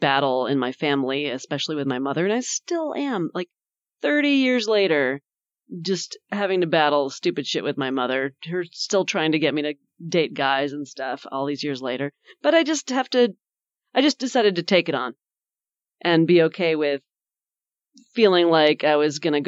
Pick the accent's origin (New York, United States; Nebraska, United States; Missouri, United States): New York, United States; I grew up in New York State, and it was real cold